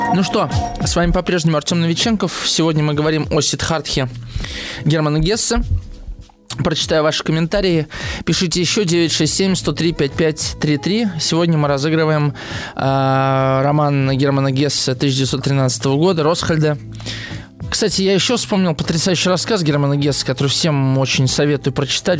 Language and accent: Russian; Moscow, Russia; я москвич